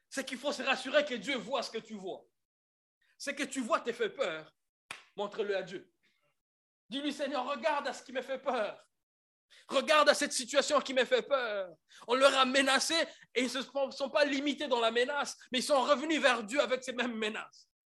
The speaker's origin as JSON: {"language": "French", "region": "Kinshasa", "country": "DR Congo", "moved": "yes", "said": "je suis congolais de Kinshasa. On a un problème des E et des E."}